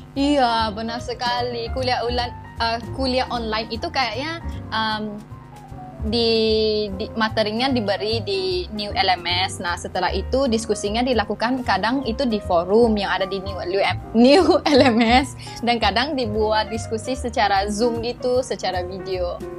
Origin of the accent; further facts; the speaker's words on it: Malaysia; Indonesian is a second language; moved away as an adult; now in Bogor, Indonesia; Saya mahasiswa IPB asal dari Malaysia